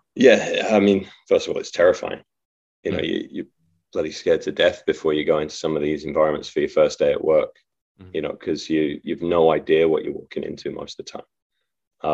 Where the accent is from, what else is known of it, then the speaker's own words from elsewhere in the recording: Leicester, East Midlands, United Kingdom; moved away as an adult; also born or lived in Leeds, England / Tennessee, United States; born and raised in Leicester, in England